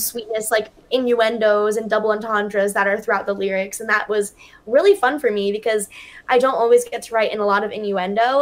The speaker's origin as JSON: {"language": "English", "region": "Pennsylvania", "country": "United States", "tie": "born or raised there", "said": "my hometown in Pennsylvania"}